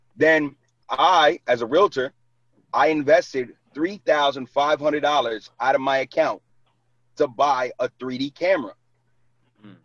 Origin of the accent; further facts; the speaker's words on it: New York City, New York, United States; moved away as an adult; now in New Jersey, United States; I was born and raised in Brooklyn. Like, and I live in Jersey for the last nine years